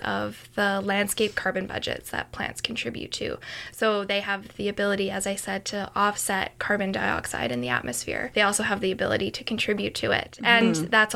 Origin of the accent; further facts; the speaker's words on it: Canada; being Canadian, being from Canada